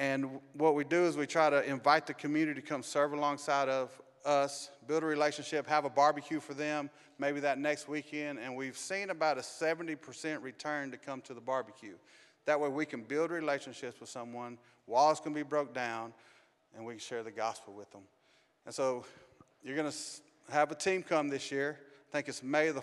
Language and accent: English; Arkansas, United States; moved away as an adult; also born or lived in Los Angeles, California; I was raised in Arkansas